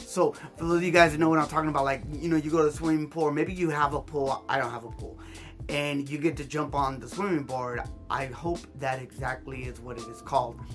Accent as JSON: {"language": "English", "town": "Hawthorne", "region": "California", "country": "United States", "tie": "born or raised there", "said": "I grew up here in South Bay, California, specifically in Hawthorne, California"}